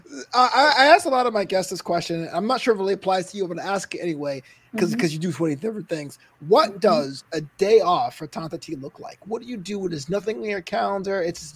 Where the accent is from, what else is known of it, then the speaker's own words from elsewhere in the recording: New York City, New York, United States; moved away as an adult; also born or lived in Florida; now in Los Angeles, United States; We're from Brooklyn. I lived in Florida for about 4 years, came out to LA 15 years ago.